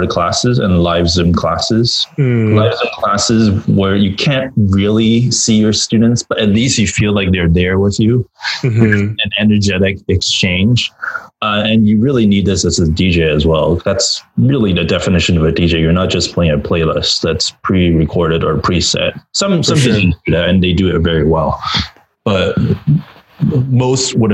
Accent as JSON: {"language": "English", "town": "Vancouver", "region": "British Columbia", "country": "Canada", "tie": "born or raised there", "said": "I'm Canadian. I don't know. I grew up in Vancouver."}